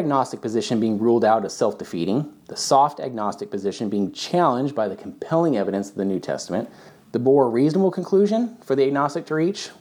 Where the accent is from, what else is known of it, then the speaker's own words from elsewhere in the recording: Southern California, United States; I'm from Southern California, so one of our jams in Southern California is In-N-Out Hamburger